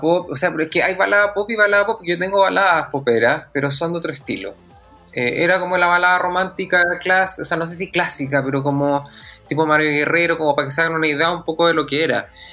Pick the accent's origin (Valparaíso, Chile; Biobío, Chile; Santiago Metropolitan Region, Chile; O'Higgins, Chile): Santiago Metropolitan Region, Chile; Santiago; also born or lived in Puerto Montt / La Unión / Osorno; nací en Puerto Montt, viví en La Unión y en Osorno, pero me vino como a los 6-7 años a Santiago. Entonces, la verdad, de sureño me queda bastante poco